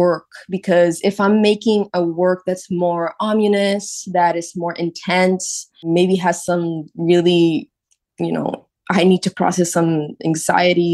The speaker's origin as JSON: {"language": "English", "country": "Puerto Rico", "tie": "born or raised there", "moved": "as an adult", "lives_now": "New York City, United States", "said": "Growing up in Puerto Rico"}